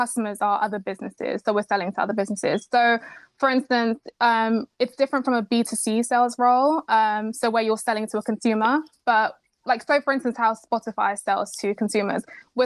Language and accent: English; Kent, South East England, United Kingdom; also born or lived in Nigeria; I was actually born in Nigeria. Then I moved to the UK. I grew up in Kent